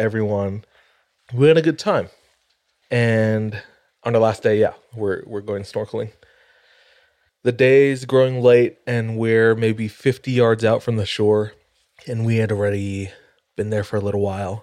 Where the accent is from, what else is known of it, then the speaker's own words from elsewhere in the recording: Hawaii, United States; moved away as an adult; now in Utah, United States; born and raised in Hawaii